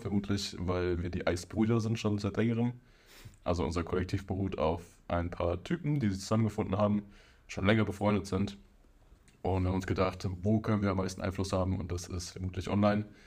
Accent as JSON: {"language": "German", "area": "near Frankfurt", "region": "Hesse", "country": "Germany", "said": "ich bin 25 Jahre alt, wir kommen aus der Nähe von Frankfurt"}